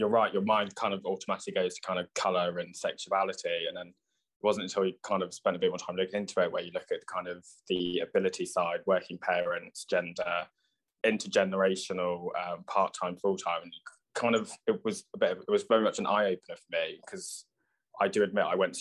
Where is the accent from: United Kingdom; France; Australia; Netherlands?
United Kingdom; Oxfordshire, South East England; I'm born and raised in Oxfordshire, my mum and dad and my sister and the rest of my family are from Liverpool